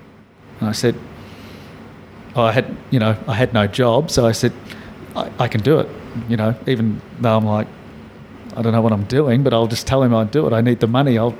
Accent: Melbourne, Victoria, Australia; and I'm from Melbourne, so I know about good coffee. So we have good coffee in Melbourne.

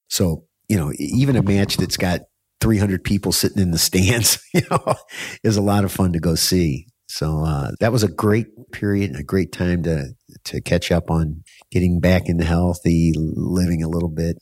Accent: United States; now in Bangkok, Thailand; as an American

